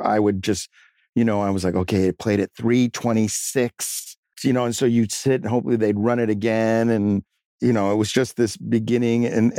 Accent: New York, United States; growing up in New York, I'm the youngest of three

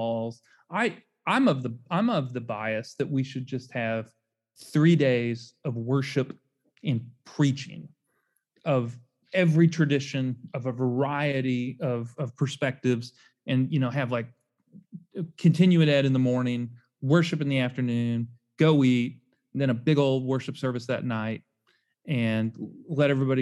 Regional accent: Louisville, Kentucky, United States; now in Memphis, United States; I grew up in Louisville

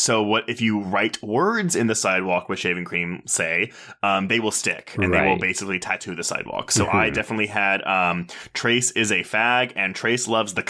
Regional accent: Texas, United States; I grew up in Texas, so that's what we had.

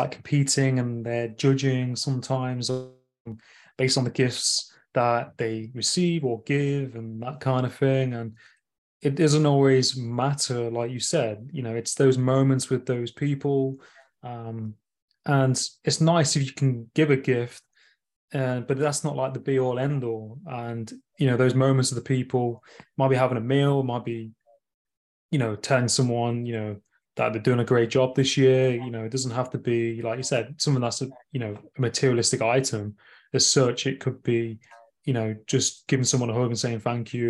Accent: Nottingham, East Midlands, United Kingdom; my hometown in Nottingham, like upcountry in the UK

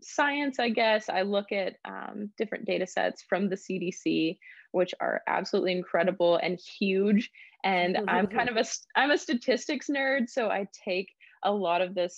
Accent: Graham, Texas, United States; I grew up in Graham, Texas. It's a very small town

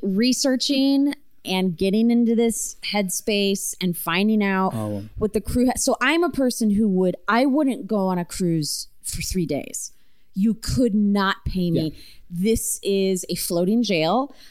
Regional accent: small town in Ontario, Canada; my hometown

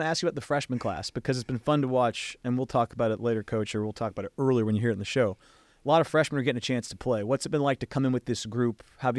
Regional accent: Seattle, Washington, United States; So I grew up in Seattle.

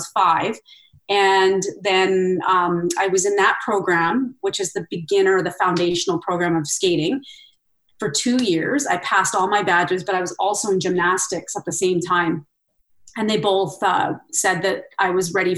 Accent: Red Deer, Alberta, Canada; we had these outdoor arenas in all the communities in Red Deer growing up

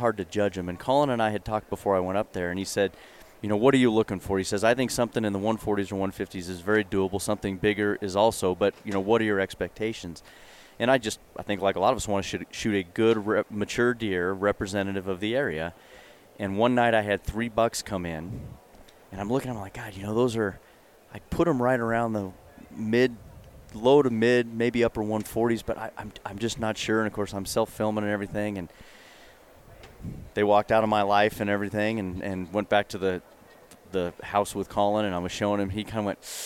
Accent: Fort Collins, Colorado, United States; moved away as an adult; I grew up in Colorado, Fort Collins

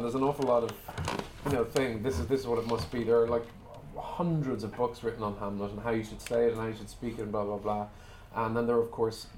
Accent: Ireland; I'm an Irish person

